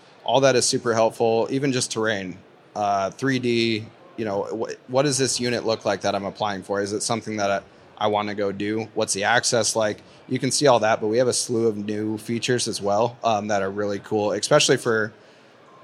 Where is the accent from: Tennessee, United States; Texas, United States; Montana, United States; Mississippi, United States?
Montana, United States; Eastern; I'm from Eastern Montana